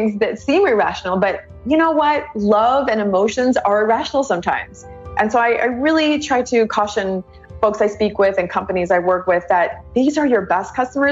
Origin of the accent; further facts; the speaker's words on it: Pittsburgh, Pennsylvania, United States; now in Austin, United States; I was born in Pittsburgh. Everyone who's from Pittsburgh, a lot of us are just born this way